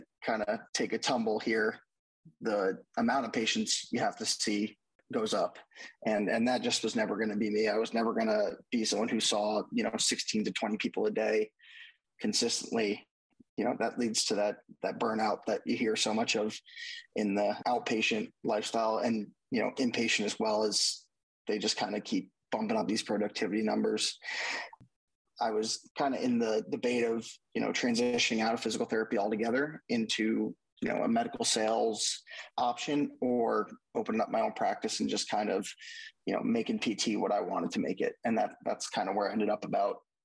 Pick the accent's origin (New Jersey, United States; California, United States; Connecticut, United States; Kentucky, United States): New Jersey, United States; outside New York City; moved away as an adult; also born or lived in Delaware; now in Nashville, United States; I grew up in the New York City area as well, kind of right outside, about 25 minutes in New Jersey